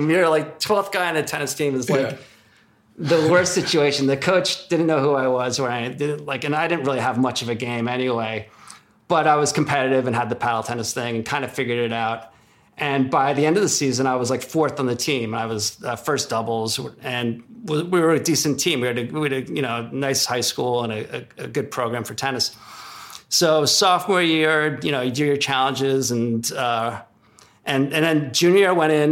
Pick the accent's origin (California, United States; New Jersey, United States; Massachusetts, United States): New Jersey, United States; Newark; Don't tell these people we're from Newark, New Jersey.